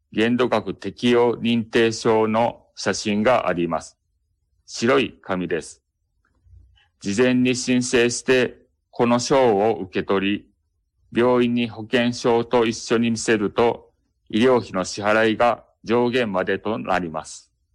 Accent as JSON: {"language": "Japanese", "town": "Kobe", "region": "Hyogo", "country": "Japan", "tie": "born or raised there", "said": "私 は生まれてからずっと神戸に住んでいます"}